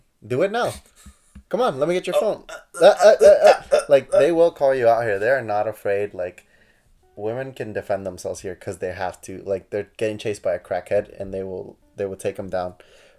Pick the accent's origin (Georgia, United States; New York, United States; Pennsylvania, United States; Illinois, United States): New York, United States; I'm from New York.